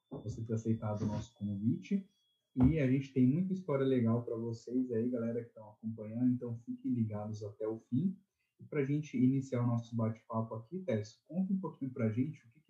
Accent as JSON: {"language": "Portuguese", "region": "São Paulo", "country": "Brazil", "tie": "born or raised there", "said": "eu nasci em São Paulo, mas eu sempre tive um pezinho ali no Nordeste. Né? Então, durante toda a minha infância, minha adolescência, eu fui muitas vezes, até hoje, vou ali para o Nordeste, né? mais especificamente para Paraíba."}